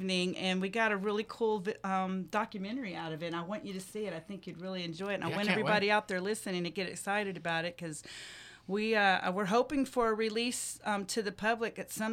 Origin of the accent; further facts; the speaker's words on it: Collin County, Texas, United States; it's right here in my hometown.